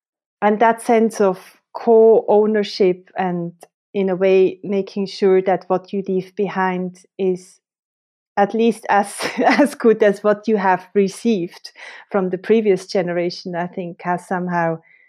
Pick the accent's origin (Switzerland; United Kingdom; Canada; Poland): Switzerland; I grew up in Switzerland, close to the mountains, and nature had always a very special place in my life.